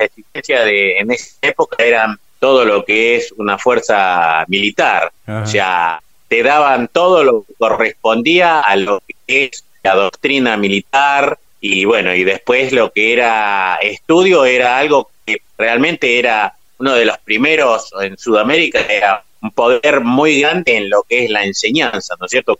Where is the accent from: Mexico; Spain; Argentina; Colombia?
Argentina; Ranelagh, Buenos Aires Province; also born or lived in La Falda, Córdoba; Yo soy de Ranelax, partido de Brazategui, y nací en Córdoba